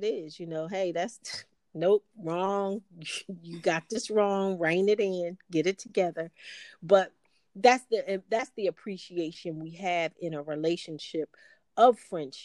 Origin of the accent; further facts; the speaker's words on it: East Coast, United States; I'm from the East Coast, so I grew up on snow